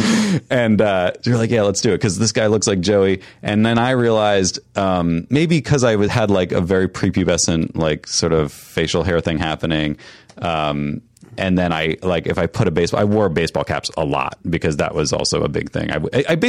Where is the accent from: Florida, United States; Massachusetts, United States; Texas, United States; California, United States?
Massachusetts, United States; also born or lived in upstate New York; grew up in Massachusetts, mostly upstate New York and Massachusetts